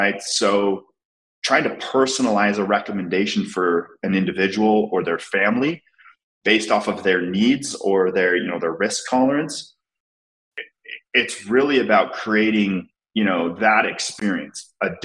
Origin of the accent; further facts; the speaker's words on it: Salt Lake City, Utah, United States; I was born and raised in Salt Lake City, Utah.